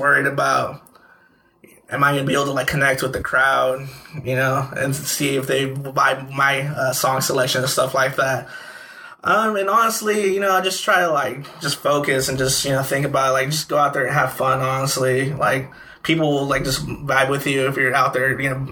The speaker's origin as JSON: {"language": "English", "town": "Dallas", "region": "Texas", "country": "United States", "tie": "born or raised there", "said": "I lived here all my life, you know, born and raised in Dallas."}